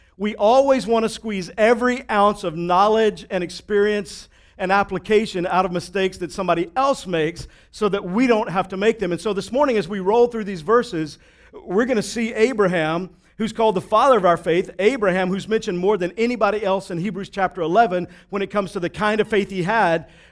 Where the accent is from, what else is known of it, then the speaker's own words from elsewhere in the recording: Texas, United States; I grew up in Texas